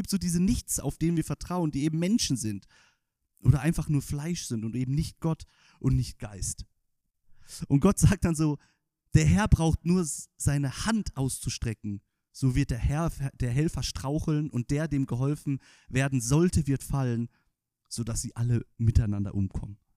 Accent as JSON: {"language": "German", "region": "Northern Germany", "country": "Germany", "said": "ich als Norddeutscher habe das natürlich nicht gelernt als Kind"}